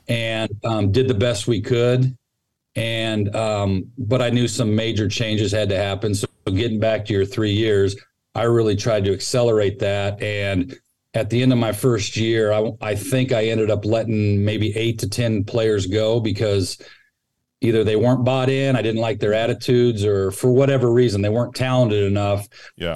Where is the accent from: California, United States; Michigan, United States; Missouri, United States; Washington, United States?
California, United States; Sacramento; moved away as an adult; also born or lived in Texas / Dallas; now in San Mateo, United States; I grew up in Sacramento, just up the road from here, and uh, all my family's still